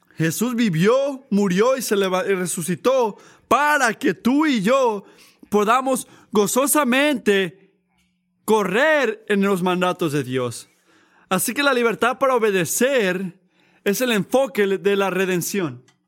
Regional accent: United States; yo soy americano

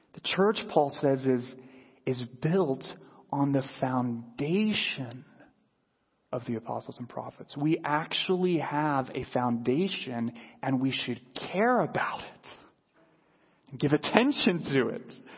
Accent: United States; as American Christians who live in a culture that celebrates individualism

